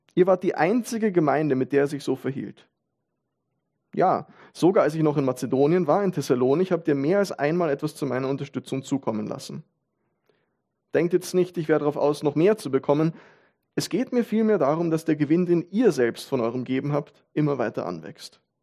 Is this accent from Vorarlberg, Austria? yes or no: no; Vienna, Austria; man als Wiener